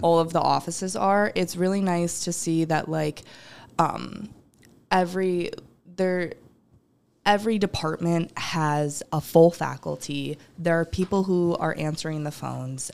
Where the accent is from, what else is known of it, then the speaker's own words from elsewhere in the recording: Rochester, New York, United States; I'm originally from Rochester.